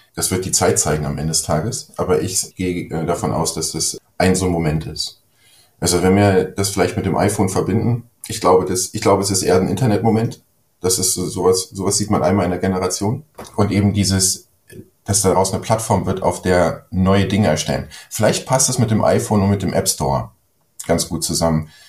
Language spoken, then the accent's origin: German; Germany; ich bin ja ein Deutscher